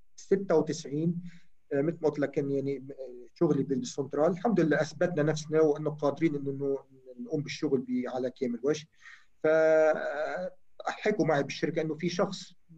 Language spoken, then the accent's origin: Arabic; Sidon, South Governorate, Lebanon; also born or lived in Chehim; من مواليد شحيم حي الجامع متزوج من السيدة المربية سهى آه، … آه، وعندي ثلاث أولاد بلشت طفولتي بشحيم وانتقلت بعدها لصيدا